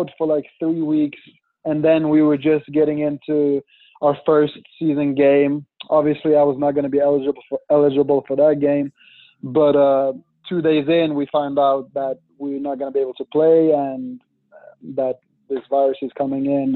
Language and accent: English; Sweden; born or raised there; moved away as an adult; now in Pittsburgh, United States